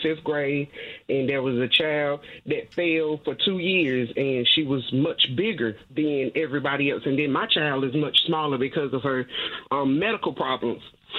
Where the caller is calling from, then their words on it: Dudley, North Carolina, United States; I'm calling from Dudley, North Carolina.